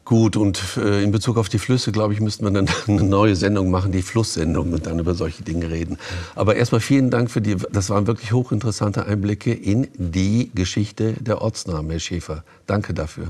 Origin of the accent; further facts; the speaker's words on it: Essen, North Rhine-Westphalia, Germany; moved away; ich komme ja ursprünglich aus Essen